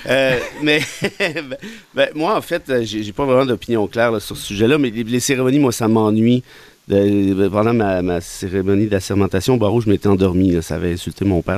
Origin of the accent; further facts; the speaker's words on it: Mont-Laurier, Quebec, Canada; moved away as an adult; j'ai été élevé en région à Mont-Laurier jusqu'à l'âge de 19 ans